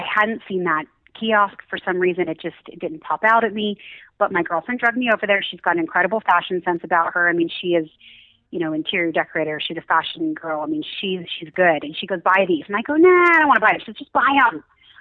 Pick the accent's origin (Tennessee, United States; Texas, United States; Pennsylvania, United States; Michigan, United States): Pennsylvania, United States; Pittsburgh; moved away as an adult; now in Utah, United States; I'm actually from Pittsburgh